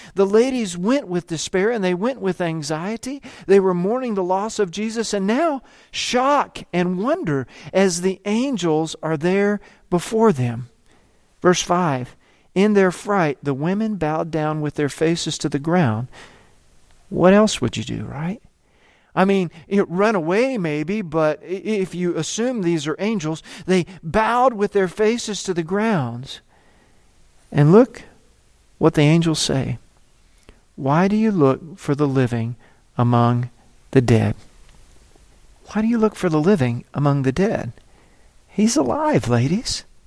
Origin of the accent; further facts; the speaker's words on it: United States; moved away as an adult; also born or lived in South Africa; I'm from America